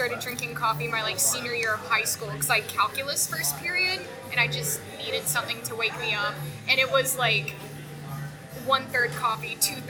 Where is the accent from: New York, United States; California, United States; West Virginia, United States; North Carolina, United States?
North Carolina, United States; now in Chattanooga, United States; I'm originally from North Carolina, so barbecue's in my blood.